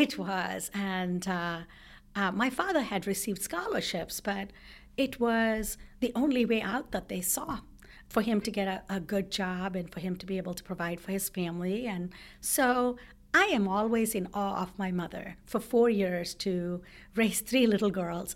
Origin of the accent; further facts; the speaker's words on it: South India, India; now in United States; I grew up in India, in South India